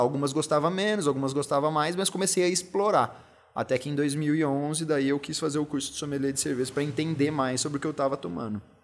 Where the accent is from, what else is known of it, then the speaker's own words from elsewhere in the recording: São José dos Campos, São Paulo, Brazil; fui criado em São José dos Campos, então uma parte minha até me considera mais josense até do que paulistano